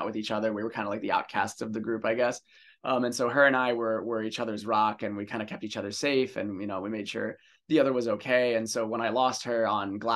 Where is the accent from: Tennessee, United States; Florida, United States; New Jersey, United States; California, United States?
New Jersey, United States; moved away as an adult; also born or lived in São Paulo, Brazil / Hawaii; I was born in Sao Paulo and I moved to New Jersey when I was 8.